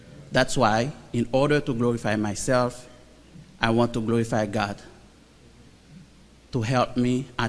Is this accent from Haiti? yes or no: yes; Haiti; moved away; I'm from Haiti.